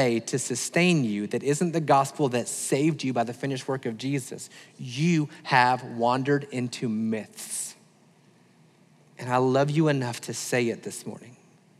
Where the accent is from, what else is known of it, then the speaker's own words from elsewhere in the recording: the South, United States; I'm thankful that I'm American